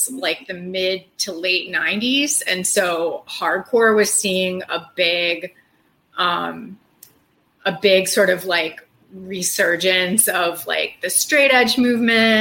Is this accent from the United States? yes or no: yes; Midwest, hometown an hour outside Chicago, Illinois, United States; now in Chicago, United States; I'm Midwestern and I grew up eating Midwestern, you know, pretty typical Midwestern diet